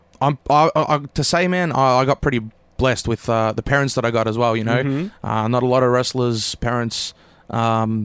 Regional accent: Melbourne, Victoria, Australia; now in Craigieburn, Australia; I was born in Faulkner.

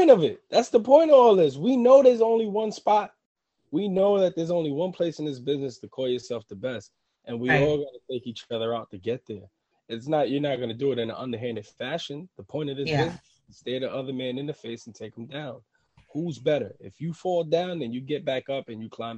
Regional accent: New York City, New York, United States; I'm from Harlem. I grew up in projects.

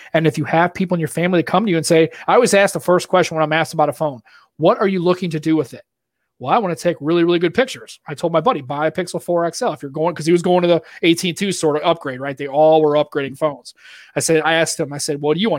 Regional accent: Boston, Massachusetts, United States; accent: Boston; that's my Boston accent

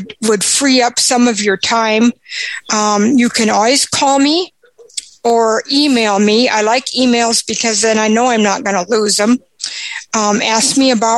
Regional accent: Aberdeen, South Dakota, United States; I'm from Aberdeen, South Dakota.

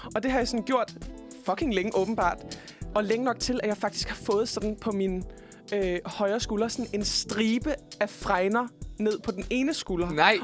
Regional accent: Denmark; som dansker

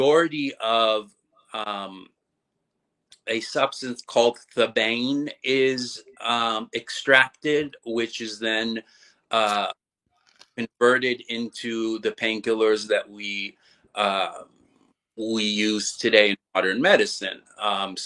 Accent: Marin County, suburb of San Francisco, California, United States; also born or lived in Los Angeles; I was actually born in a suburb of San Francisco, Marin County, and raised there until I was around 12

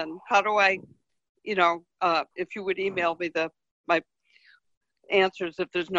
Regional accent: Massachusetts, United States; I'm from Massachusetts

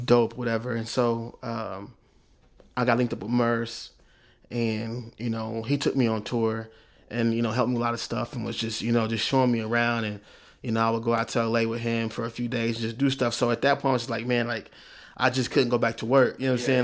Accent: Oklahoma City, Oklahoma, United States; I was smart from Oklahoma City

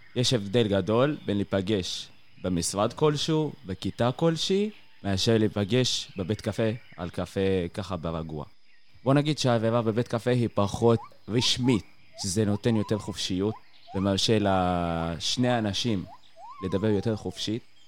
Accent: Tayibe, Israel; moved away as an adult; now in Beersheba, Israel; אני במקור מטייבה

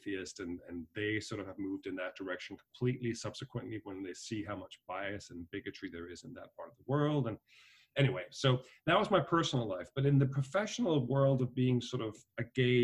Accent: Denmark; moved away as an adult; also born or lived in Dublin, Ireland; now in New York, United States; I was born and raised in Denmark, but my parents had a company in Ireland

